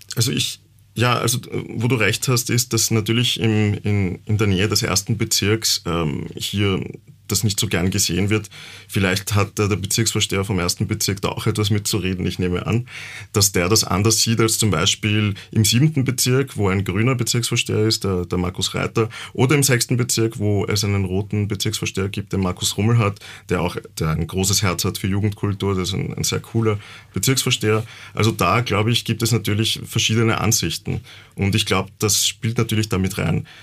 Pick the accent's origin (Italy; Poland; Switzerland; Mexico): Mexico; Yucatán; now in Vienna, Austria; Ich komme auch aus der Gegend, wo aus Yucatan, wo Tulum ja auch liegt. Ich habe Tulum gesehen als Kind noch